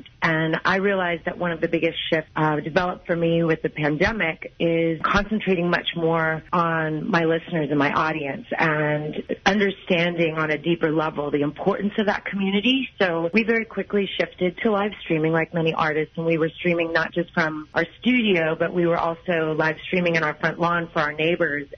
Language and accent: English; Midwest, United States; now in Los Angeles, United States; I'm from the Midwest.